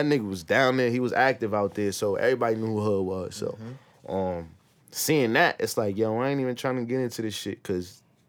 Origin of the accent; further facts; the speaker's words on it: Paterson, New Jersey, United States; I grew up in Patterson, New Jersey.